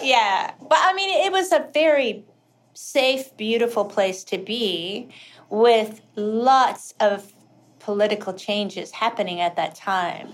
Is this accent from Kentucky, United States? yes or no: yes; Kentucky, United States; moved away; also born or lived in South Dakota; I hated growing up in Kentucky